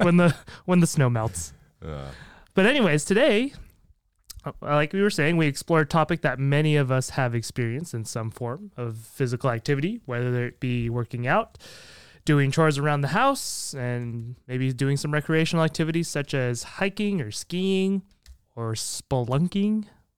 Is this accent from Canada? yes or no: yes; Canada; I'm Canadian. That's true. This is, yeah. I hope I didn't lose my Canada card over that one.